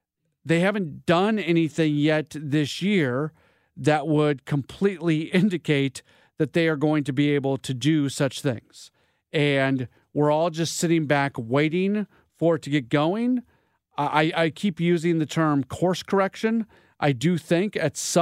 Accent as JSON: {"language": "English", "town": "St. Louis", "region": "Missouri", "country": "United States", "also_born_or_lived": "Milwaukee", "said": "I'm from St. Louis, but I was working in Milwaukee before I came here"}